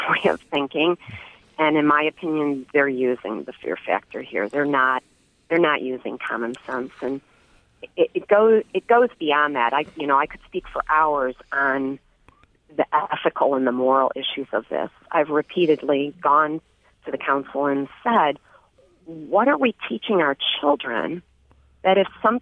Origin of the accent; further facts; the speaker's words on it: Livonia, Michigan, United States; growing up in Livonia, knowing Kensington Metro Park as a child